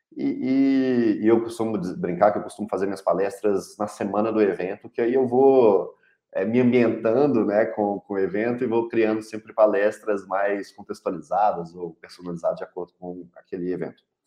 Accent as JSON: {"language": "Portuguese", "town": "Belo Horizonte", "region": "Minas Gerais", "country": "Brazil", "said": "eu sou mineiro de Belo Horizonte"}